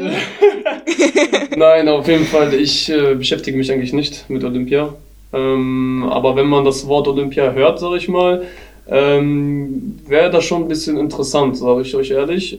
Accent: Germany; bei uns in Deutschland

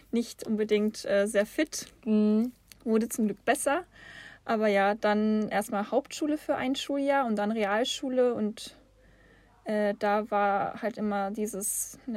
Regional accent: Rastatt, Baden-Württemberg, Germany; also born or lived in United States / Frankfurt / Heidelberg; ich bin in Rastatt zur Welt gekommen und dann von Rastatt ging es in die USA, als ich neun war. Das war das erste Mal. Dann zurück nach Deutschland, wieder zurück nach Rastatt, das zweite Mal.

